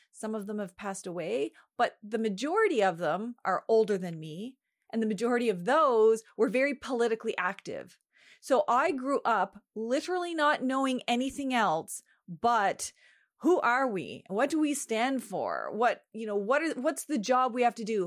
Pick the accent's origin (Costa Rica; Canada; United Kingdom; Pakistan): Canada; home reserve Eel River Bar First Nation, the Maritimes; I am from the Sovereign Mi'kmaq Nation, an unceded Mi'kma'gi, which most people know as the Maritimes